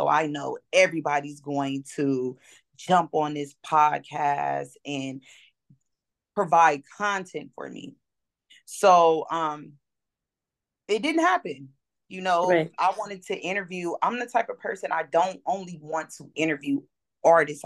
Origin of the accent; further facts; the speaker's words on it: Los Angeles, California, United States; I'm straight from Los Angeles, California